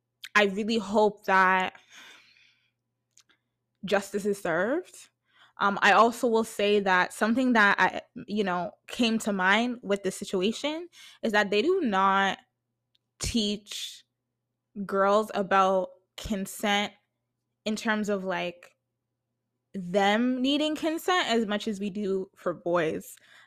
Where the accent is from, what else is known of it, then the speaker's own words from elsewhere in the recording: Jamaica; me being a Jamaican, like, you know what I mean? Like, I just relate to her content a lot.